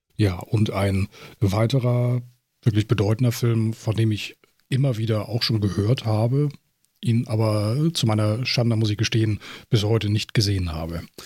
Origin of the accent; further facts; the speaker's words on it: Germany; bei uns in Deutschland